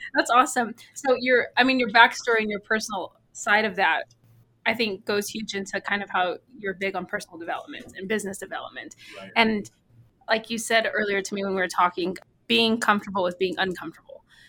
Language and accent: English; Texas, United States; now in Helena, United States; I'm from Texas